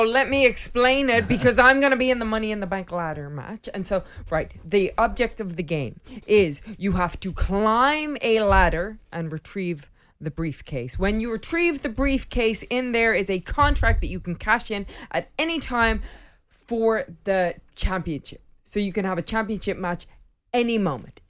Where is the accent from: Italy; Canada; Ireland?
Ireland; I'm from Ireland and I started when I was fifteen years old.